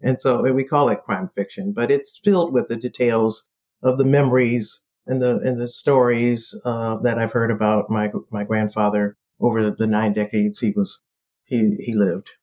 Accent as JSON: {"language": "English", "town": "Detroit", "region": "Michigan", "country": "United States", "tie": "born or raised there", "moved": "as an adult", "lives_now": "Washington, D.C., United States", "said": "I'm from Detroit, born and raised there."}